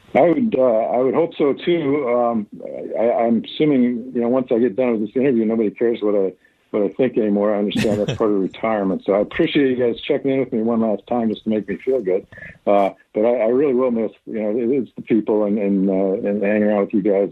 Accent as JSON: {"language": "English", "town": "Bothell", "region": "Washington", "country": "United States", "tie": "born or raised there", "said": "I grew up in Bothell. Uh, I went to Bothell High School"}